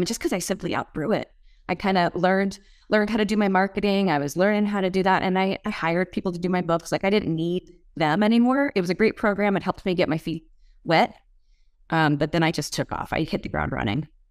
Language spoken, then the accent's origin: English; Moscow, Idaho, United States; moved away; I grew up in Moscow, Idaho.